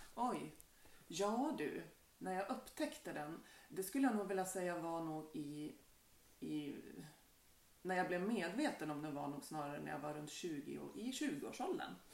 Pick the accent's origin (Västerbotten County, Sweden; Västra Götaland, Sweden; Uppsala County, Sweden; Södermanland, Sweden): Västra Götaland, Sweden; Bohus; moved away as an adult; now in Bergby, Sweden; ursprungligen så kan man väl säga att jag är från Bohus